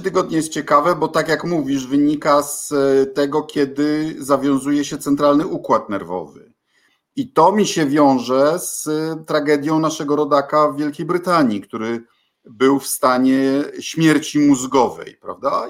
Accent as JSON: {"language": "Polish", "region": "Kuyavian-Pomeranian Voivodeship", "country": "Poland", "said": "u nas w Kujawsko-Pomorskim"}